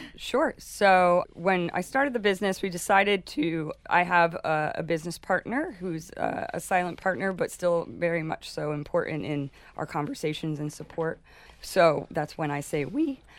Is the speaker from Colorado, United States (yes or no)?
no; Rhinebeck, New York, United States; moved away as an adult; also born or lived in Darien, Panama; I grew up in Rhinebeck, New York